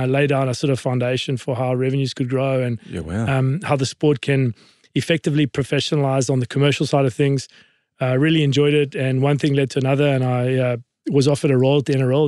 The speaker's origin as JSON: {"language": "English", "country": "South Africa", "tie": "born or raised there", "moved": "yes", "lives_now": "Australia", "said": "But I grew up in South Africa in a very interesting time, interesting period. As a Lebanese sort of kid, dark-skinned, growing up in apartheid"}